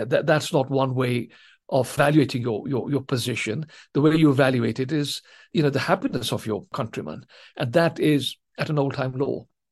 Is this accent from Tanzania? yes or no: yes; Tanzania; first language Swahili; English is a second language; now in England, United Kingdom; I was, as it happens, born during colonial days in East Africa in Tanzania, and I spoke the African Swahili language up to the age of 10 as my first language